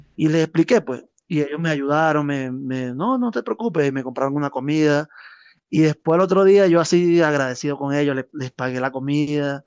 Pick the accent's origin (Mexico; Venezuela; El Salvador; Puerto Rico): Venezuela; Cumaná, Sucre; moved away as an adult; also born or lived in Maturín, Venezuela / Colombia; now in La Paz, Bolivia; yo soy de Cumaná